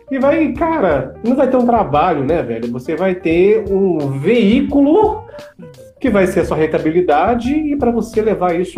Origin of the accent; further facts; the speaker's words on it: Minas Gerais, Brazil; então, sou de Minas, sabe?